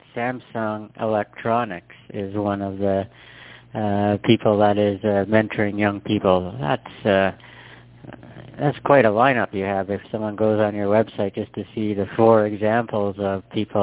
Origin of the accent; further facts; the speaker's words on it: Canada; I'm born and raised in Canada